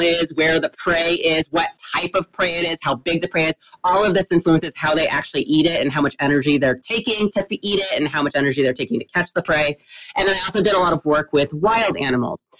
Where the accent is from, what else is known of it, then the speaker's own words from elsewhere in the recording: Texas, United States; I am Texan, grew up, born and raised in Texas.